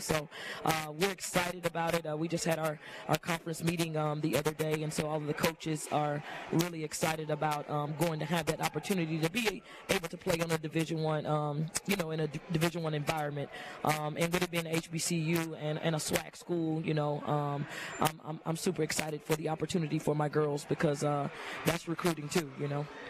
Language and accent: English; Mobile, Alabama, United States; also born or lived in Montgomery, Alabama; growing up in Mobile and going to high school there